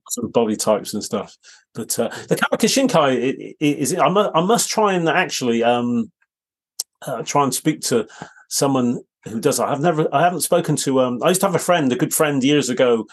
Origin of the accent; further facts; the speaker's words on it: Bristol, South West England, United Kingdom; I grew up in Bristol